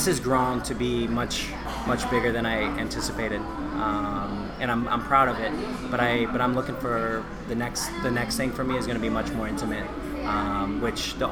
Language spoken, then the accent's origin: English; St. Louis, Missouri, United States; moved away as an adult; also born or lived in Chicago / Indiana / East Coast; I'm from St. Louis